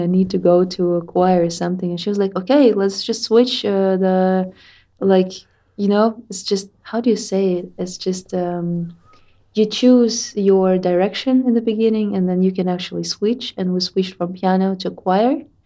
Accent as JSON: {"language": "English", "region": "Tatarstan", "country": "Russia", "said": "I'm from Tatarstan"}